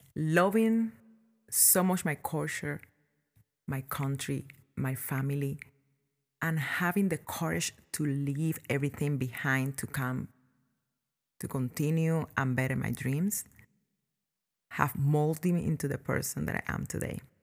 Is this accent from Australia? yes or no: no; Cuba; born or raised there; now in United States